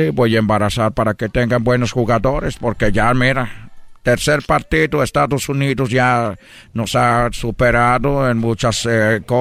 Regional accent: Brazil; Spanish is a second language; yo como brasileiro que me siento mexicano, quiero que México siempre le vaya bien.

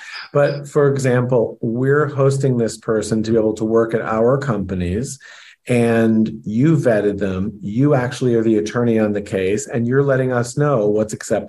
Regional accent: United States; being born in this country.

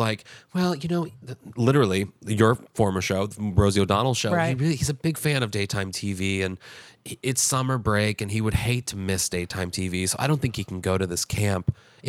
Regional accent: Kirkwood, Missouri, United States; Missouri. Yeah, I graduated from my hometown.

